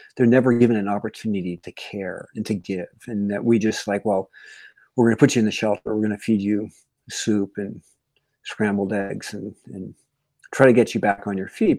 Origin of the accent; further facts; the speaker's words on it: Yosemite area, Northern California, United States; I'm from Northern California, the Yosemite area